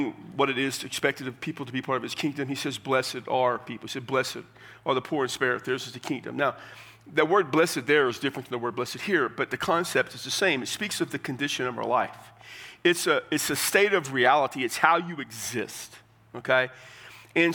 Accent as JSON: {"language": "English", "region": "Texas", "country": "United States", "said": "I'm from Texas"}